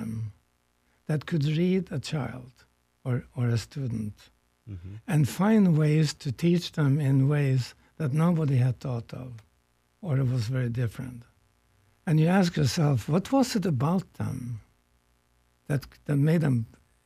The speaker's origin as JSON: {"language": "English", "country": "Norway", "tie": "born or raised there", "moved": "yes", "lives_now": "United States", "said": "I come from a distant country here. I was born in Norway."}